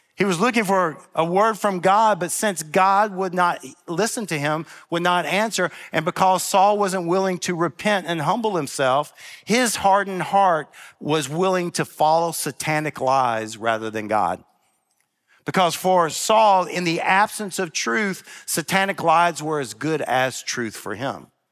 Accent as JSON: {"language": "English", "town": "Memphis", "region": "Tennessee", "country": "United States", "said": "I'm from Memphis"}